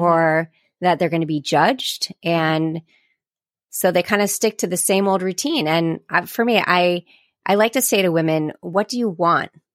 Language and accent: English; Sarasota, Florida, United States; I am from Sarasota, Florida